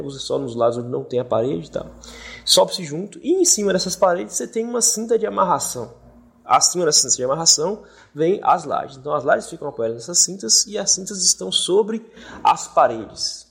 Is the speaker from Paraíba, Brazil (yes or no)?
no; Brumado, Bahia, Brazil; also born or lived in Salvador; vim para cá porque aqui é minha cidade natal e eu sempre gostei daqui